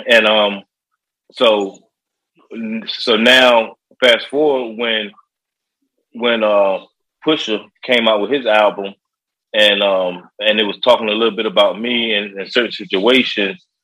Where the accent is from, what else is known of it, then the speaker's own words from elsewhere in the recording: Virginia Beach, Virginia, United States; also born or lived in Chicago; I was raised around an area called uh, Bayside